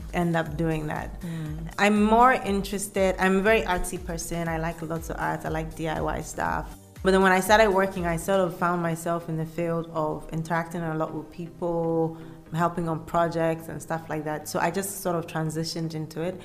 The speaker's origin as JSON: {"language": "English", "town": "Kumasi", "region": "Ashanti", "country": "Ghana", "tie": "born or raised there", "also_born_or_lived": "Cape Coast, Ghana / Accra, Ghana", "said": "I grew up in Ghana. My parents lived in Kumasi."}